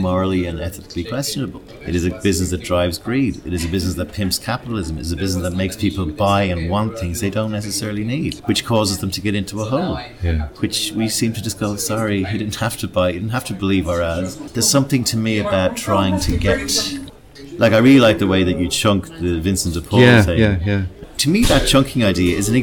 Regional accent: Ireland; moved away

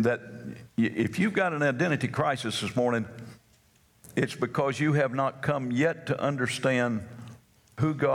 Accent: North Carolina, United States; I'm from North Carolina

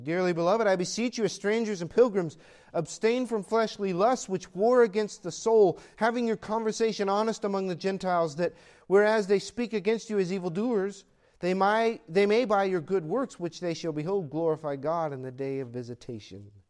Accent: United States; I'm an American

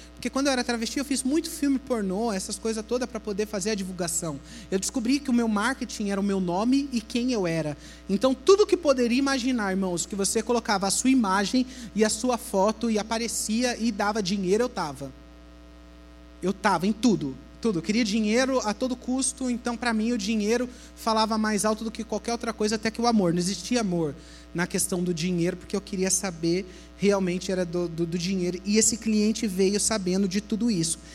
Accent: Brazil; moved away as an adult; also born or lived in Italy; Eu saí do Brasil muito rápido, com 18 anos eu já morei fora

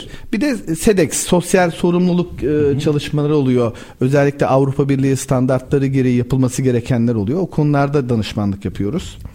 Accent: Babadağ, Denizli, Turkey; Ben Denizli Babadağlıyım.

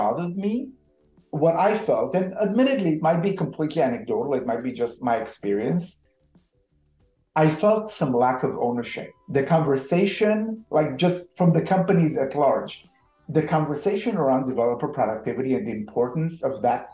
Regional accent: Israel; moved away; I'm originally from Israel.

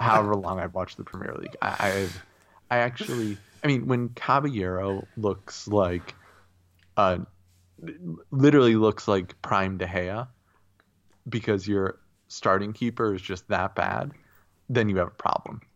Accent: United States; I am an American

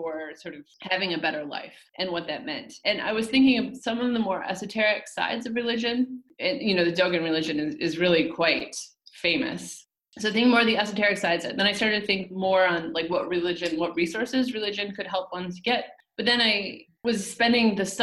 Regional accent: Port Huron, Michigan, United States; I was a fairly naive, even very naive, Midwestern kid growing up in Michigan

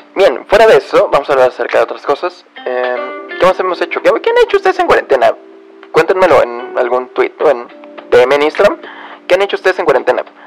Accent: Mexico; soy de México

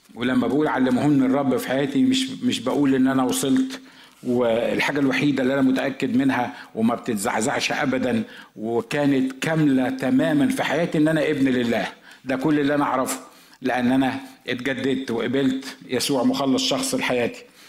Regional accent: Egypt; moved away as an adult; also born or lived in Los Angeles, United States; انا مصري زي ما انتم عارفين واحنا مصريين عندنا طريقه في الكلام كده

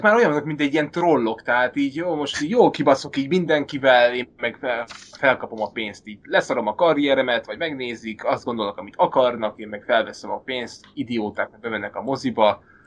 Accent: Hungary; moved away as an adult; now in Denmark; én is magyar vagyok, Dániában vagyok

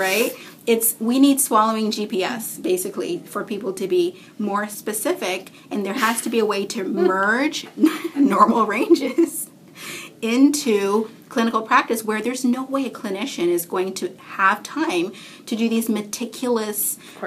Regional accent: Canada; I'm Canadian

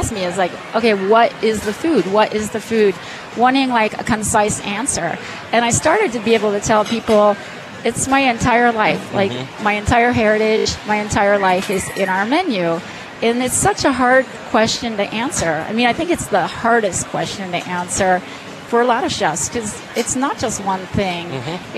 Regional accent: New Jersey, United States; now in Denver, United States; I was born in New Jersey.

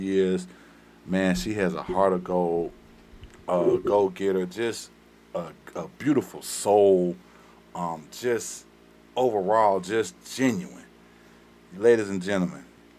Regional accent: the South, United States; accent: country; We from the South

